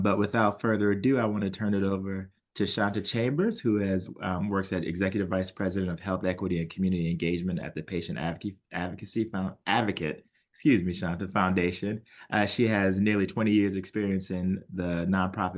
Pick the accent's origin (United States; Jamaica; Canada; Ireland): United States; New Orleans, Louisiana; moved away; I'm from New Orleans